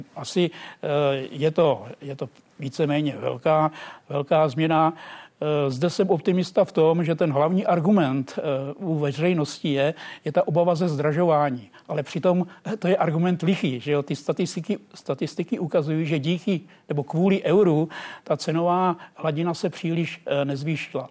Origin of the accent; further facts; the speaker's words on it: village near Plačice, Hradec Králové Region, Czechia; já pocházím ze Snice